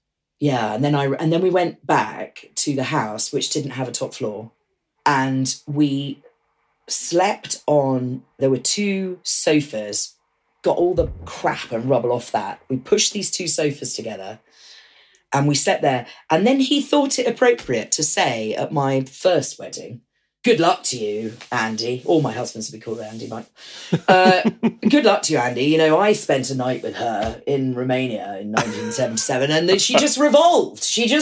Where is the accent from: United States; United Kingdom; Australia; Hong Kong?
United Kingdom; I'm a Brit, not an American.